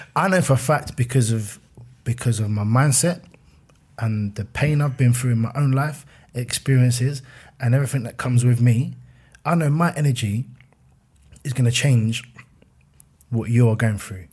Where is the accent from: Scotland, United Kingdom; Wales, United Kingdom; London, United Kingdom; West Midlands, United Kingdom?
London, United Kingdom; Fort Heath; I'm a kid from Fort Heath